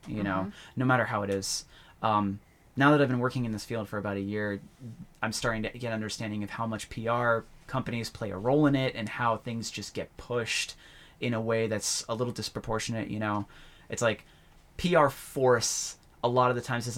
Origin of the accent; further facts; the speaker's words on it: Plymouth, Massachusetts, United States; also born or lived in Federal Way, Washington; now in Washington, United States; when I lived in Massachusetts, where I grew up